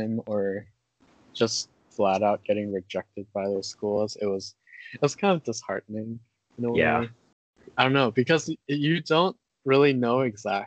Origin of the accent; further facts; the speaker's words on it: California, United States; we grew up in California